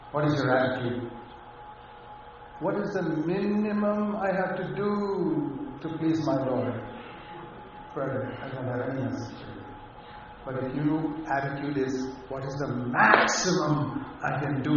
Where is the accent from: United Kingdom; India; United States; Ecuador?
India; moved away; I come from India, where I've been in poor villages